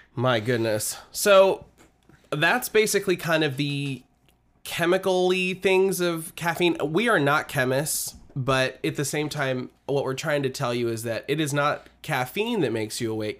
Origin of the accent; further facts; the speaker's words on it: Midwest, United States; I'm from the Midwest